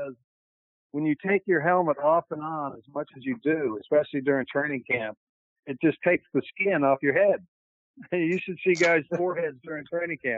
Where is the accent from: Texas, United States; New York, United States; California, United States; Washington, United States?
California, United States; moved away as an adult; also born or lived in Chicago; I grew up in California.